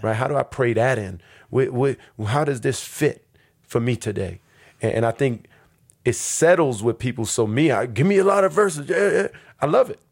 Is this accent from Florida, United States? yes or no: no; New York City, New York, United States; moved away as an adult; now in Newark, United States; I grew up in New York City between Harlem and the Bronx